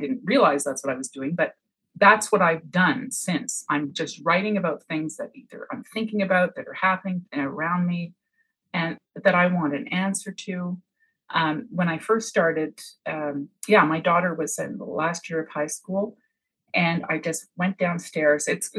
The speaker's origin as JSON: {"language": "English", "town": "Montreal", "region": "Quebec", "country": "Canada", "moved": "as an adult", "lives_now": "Cape Breton, Canada", "said": "I moved from Montreal to Cape Breton, as a young wife and mother, I didn't have family around me. And I used to write letters home to my family."}